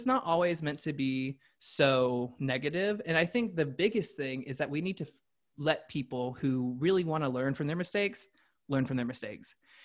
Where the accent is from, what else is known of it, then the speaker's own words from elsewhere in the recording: the South, United States; I grew up in the South